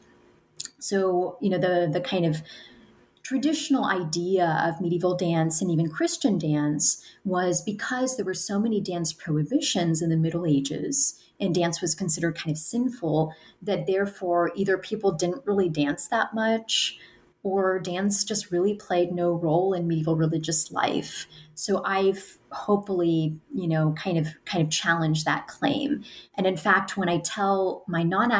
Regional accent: United States; I'm an American. I'm talking to you from the United States

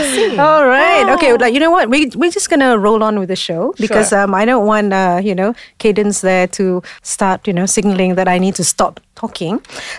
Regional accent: Malaysia

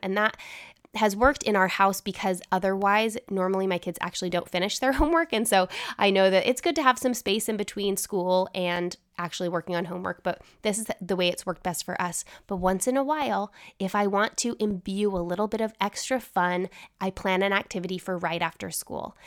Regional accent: Utah, United States; growing up in Utah

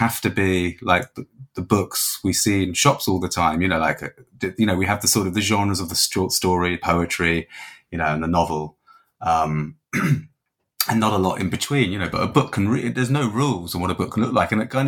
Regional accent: England, United Kingdom; now in Dublin, Ireland; So as you said, I'm living in Dublin. I'm from England originally, but I've been here sort of more than half my life now

